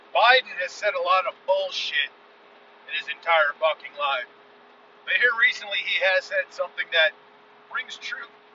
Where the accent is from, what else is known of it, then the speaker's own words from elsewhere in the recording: United States; that is what we do as an American citizen